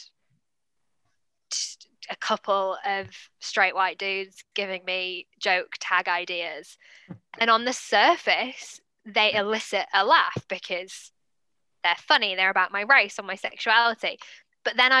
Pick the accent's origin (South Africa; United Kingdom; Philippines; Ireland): United Kingdom; England; accent: posh British / English accent; now in Auckland, New Zealand; No part of my DNA is English.